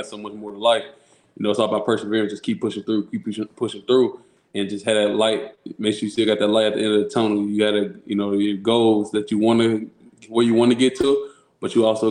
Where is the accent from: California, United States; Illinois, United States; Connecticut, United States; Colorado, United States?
Illinois, United States; Chicago; also born or lived in Rockford, Illinois; I grew up in Chicago